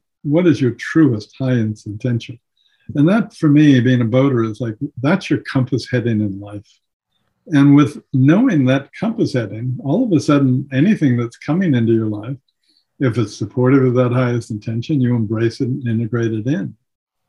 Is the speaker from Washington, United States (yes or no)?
yes; Seattle, Washington, United States; I was born and raised in Seattle